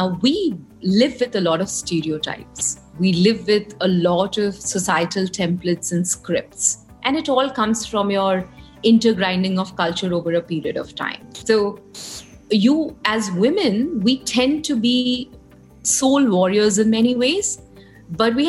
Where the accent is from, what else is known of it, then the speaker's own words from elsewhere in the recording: Kolkata, West Bengal, India; And I grew up in Calcutta